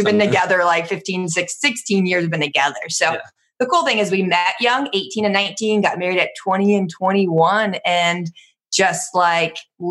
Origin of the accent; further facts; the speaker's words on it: Cincinnati, Ohio, United States; moved away as an adult; now in Florida, United States; I'm from Cincinnati